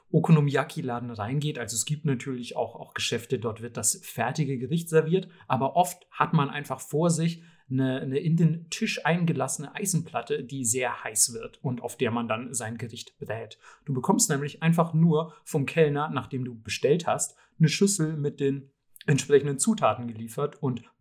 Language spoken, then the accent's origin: German; Southern Germany, Germany; ich komme nämlich aus Süddeutschland, wo diese Dinger so heißen wie gefühlt im Rest der Welt.